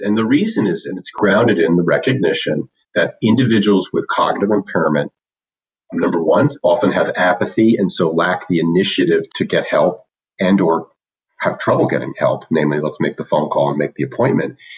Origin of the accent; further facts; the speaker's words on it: commuter town to New York, East Coast, United States; moved away as an adult; also born or lived in Illinois; I grew up on the East Coast uh, in the tri state area, which meant uh, we lived in a commuter's town to New York.